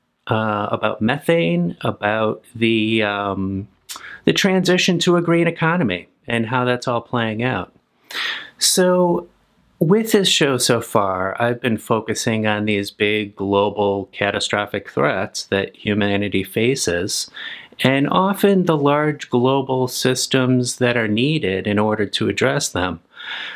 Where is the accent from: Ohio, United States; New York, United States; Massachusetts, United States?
Massachusetts, United States; Springfield; born or raised there